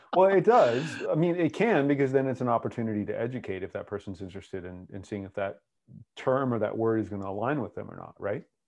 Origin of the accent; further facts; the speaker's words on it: United States; accent: American; my American accent